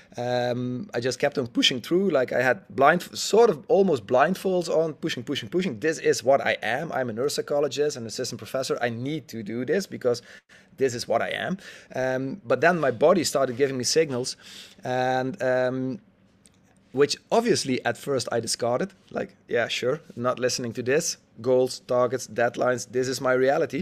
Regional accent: Netherlands; I'm a Dutchie, um, born and raised in the Netherlands

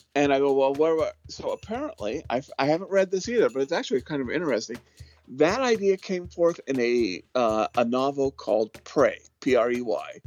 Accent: Ventura, California, United States; I grew up in Ventura, California, Ventura County

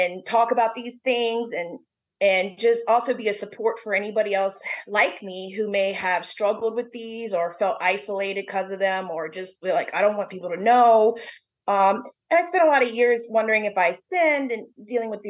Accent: Bowie, Maryland, United States; moved away; also born or lived in New Orleans, Louisiana; I grew up in Bowie, Maryland, Crofton, Maryland area

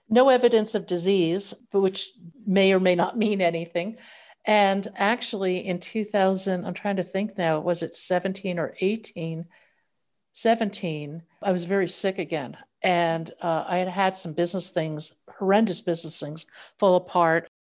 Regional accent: northern New Jersey, United States; I grew up in the States, uh, in northern New Jersey

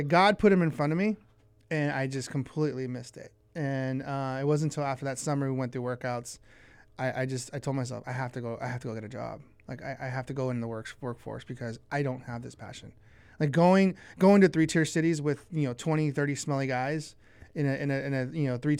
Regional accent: Oxnard, California, United States; born or raised there

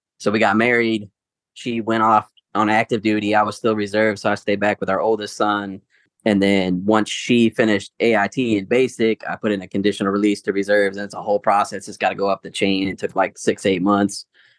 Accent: Fayetteville, North Carolina, United States; born there; also born or lived in Missouri; Yeah, so I was originally born in Fayetteville, North Carolina. I was an Army brat. My dad did 26 plus years in the 82nd. My parents split. We moved to Missouri.

